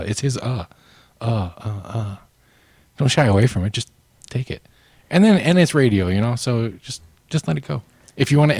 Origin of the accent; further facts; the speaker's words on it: Missoula, Montana, United States; moved away as an adult; also born or lived in Japan; It's in my hometown, and you know, I neglected my mother for enough years, so I moved into her basement bedroom, my old bedroom